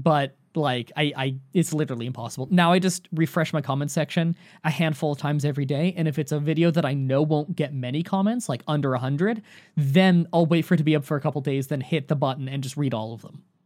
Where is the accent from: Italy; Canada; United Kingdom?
Canada; I'm Canadian